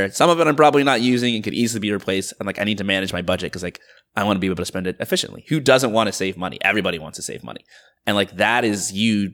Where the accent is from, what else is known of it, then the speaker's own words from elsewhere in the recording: Georgia, United States; I grew up like very middle class in like the suburbs of Georgia